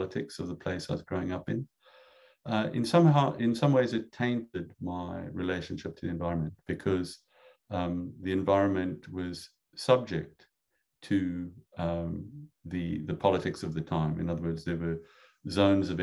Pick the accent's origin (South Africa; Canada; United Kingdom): South Africa; moved away as an adult; now in United States; I grew up in South Africa, and when I was a boy, I wanted to become an ornithologist